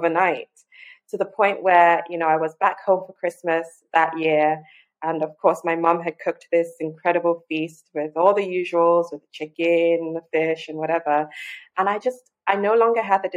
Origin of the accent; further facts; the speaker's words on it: Lagos, Nigeria; I was born and raised in Lagos, Nigeria